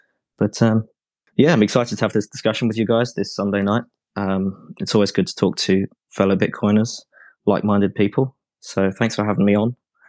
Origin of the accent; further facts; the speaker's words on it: Ireland; also born or lived in England; I am Irish. Well, I was born in England, but I've lived in Ireland for most of my life. So I'm an Irish citizen. I spoke a little bit of Irish because I was Irish educated.